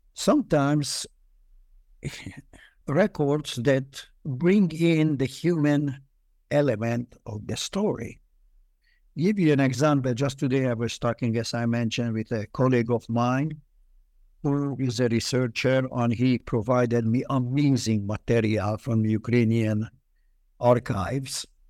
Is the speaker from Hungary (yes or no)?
yes; Budapest, Hungary; also born or lived in Israel; now in United States; I was born in Budapest during the war. Um, uh, Budapest had at that time 22 districts, and we lived in the toughest district.